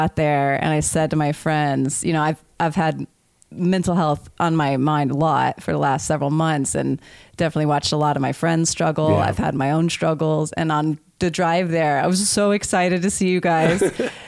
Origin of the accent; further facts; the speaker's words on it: Austin, Texas, United States; I grew up in Austin